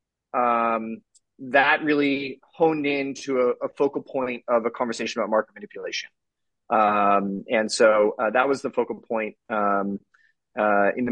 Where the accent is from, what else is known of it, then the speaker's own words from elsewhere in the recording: the Bay Area, California, United States; I'm from California, the Bay Area